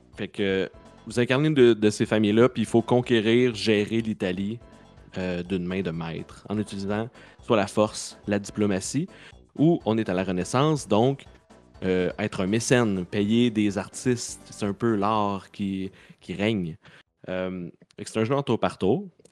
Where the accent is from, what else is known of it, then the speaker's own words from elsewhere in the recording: Saint-Lin–Laurentides, Quebec, Canada; De Saint-Lin.